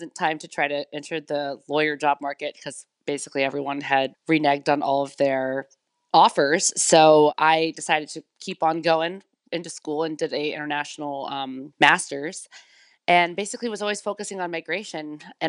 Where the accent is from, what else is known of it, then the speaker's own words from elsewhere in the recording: United States; now in Berlin, Germany; Well, as you can tell from my accent, I am from the United States originally, but I'm living here in Berlin, Germany now.